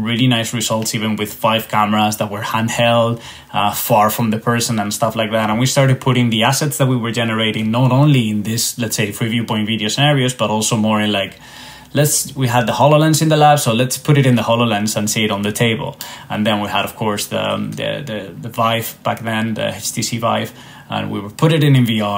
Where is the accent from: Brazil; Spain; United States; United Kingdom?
Spain; moved away; as you can tell by my accent, I'm not Irish, even though Volograms is an Irish company. I am actually from Spain